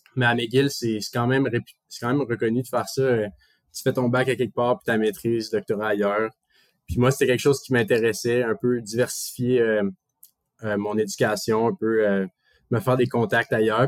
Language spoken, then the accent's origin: French; Montreal, Quebec, Canada; now in Toronto, Canada; quand on dit qu'on est de Montréal